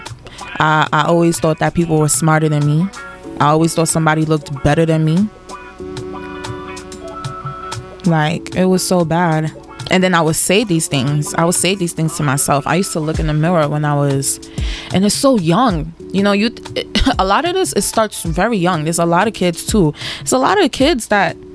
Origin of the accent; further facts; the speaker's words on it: Nigeria; I love being Nigerian